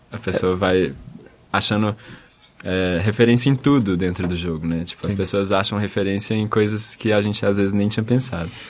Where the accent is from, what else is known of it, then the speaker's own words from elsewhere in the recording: Brazil; porque a gente é brasileiro